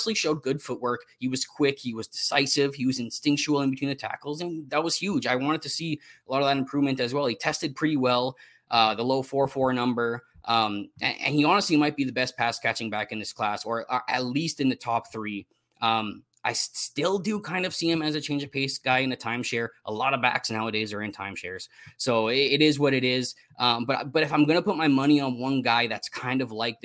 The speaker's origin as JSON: {"language": "English", "country": "Canada", "said": "I'm from Canada"}